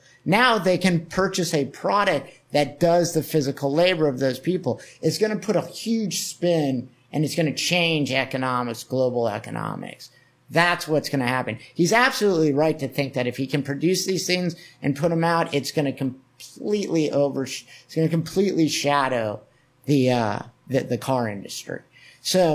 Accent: Cocoa Beach, Florida, United States; I'm from Cocoa Beach, I talked about, which is where NASA is, Cape Canaveral and Cocoa Beach.

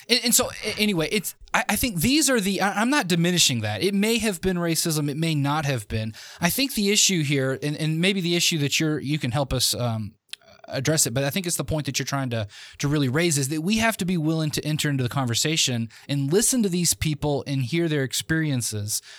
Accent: the South, United States; I was from the South

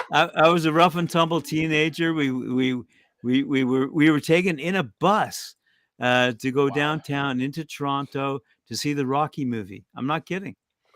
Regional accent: England, United Kingdom; born there; I like the English spirit. I was born in England.

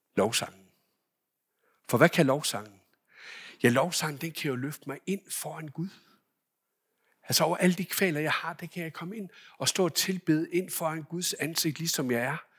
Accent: Denmark; hjemme i Danmark

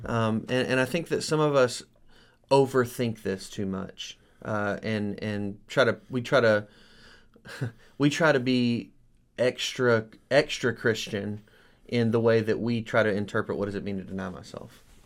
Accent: United States

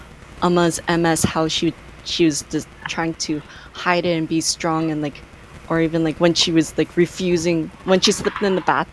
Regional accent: Canada; as an Asian family growing up in Canada

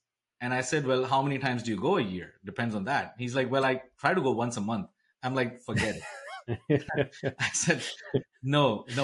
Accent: India; moved away; growing up in India, there was a big pressure on education

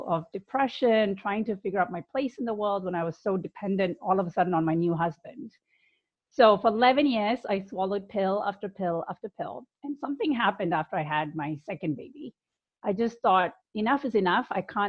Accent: India; also born or lived in United Kingdom; now in United States; So I grew up in India, the UK, and I've lived in the US for the longest period of my life. And I was a good Indian girl, very conservative family.

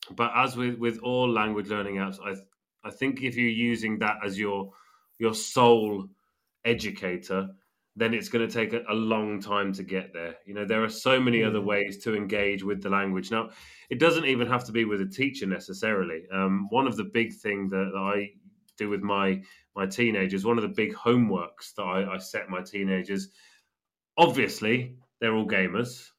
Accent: England, United Kingdom; now in Spain; I'm English and she's living in Spain

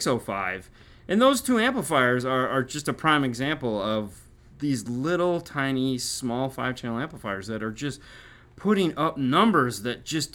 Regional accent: Michigan, United States; I'm from Michigan. I know what it's like.

